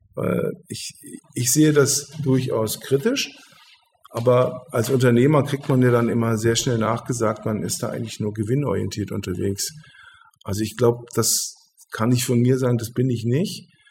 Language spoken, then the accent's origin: German; Hildesheim, Lower Saxony, Germany; das ist meine Heimat ich bin, äh, ich bin hier geboren und ich bin hier aufgewachsen